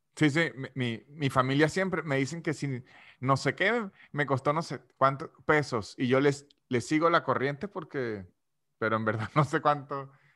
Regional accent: San Cristóbal, Táchira, Venezuela; now in Argentina; yo que soy de San de Cristóbal

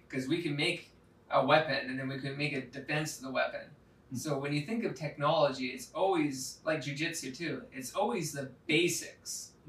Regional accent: Canada; I got 5% Russian in me now. That's one thing I love about being Canadian

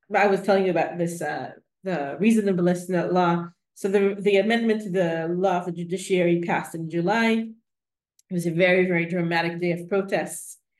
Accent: Jerusalem, Jerusalem District, Israel; I was born in Jerusalem to a really, I think, typical secular Jewish family

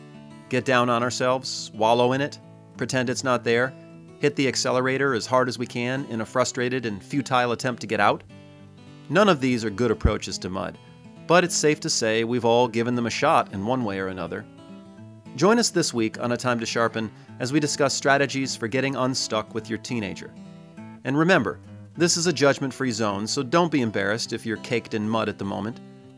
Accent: Detroit, Michigan, United States; And it's different than the mud I grew up in Detroit.

